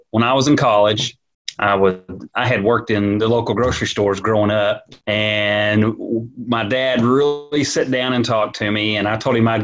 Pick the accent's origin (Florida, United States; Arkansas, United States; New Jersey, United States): Arkansas, United States; Springdale; born and raised in Springdale.